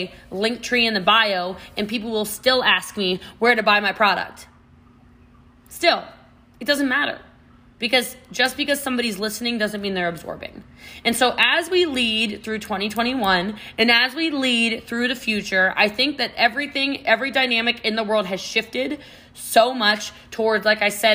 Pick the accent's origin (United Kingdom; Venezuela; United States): United States; Maryland; now in Texas, United States; I'm from Maryland originally. I live in Texas now.